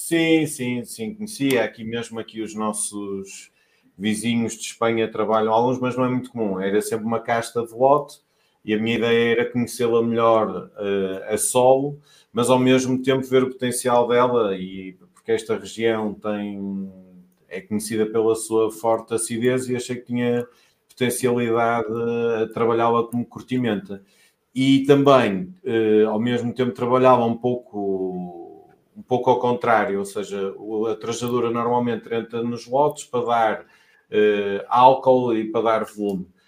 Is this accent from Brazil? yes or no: no; Douro, Portugal; also born or lived in Vinho Verde region (Minho); now in Vinho Verde region, Portugal; não sou desta região, sou, sou do Douro e instalei-me aqui